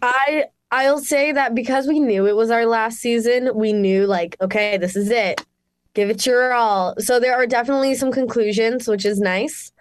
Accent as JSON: {"language": "English", "town": "Mississauga", "region": "Ontario", "country": "Canada", "tie": "born or raised there", "moved": "yes", "said": "I'm Canadian, from good old Miss Saga, Ontario, Canada, born and raised"}